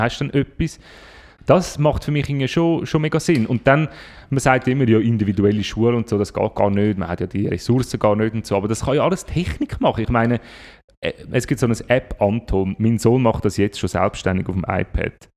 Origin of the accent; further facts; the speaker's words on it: Switzerland; bei uns in der Schweiz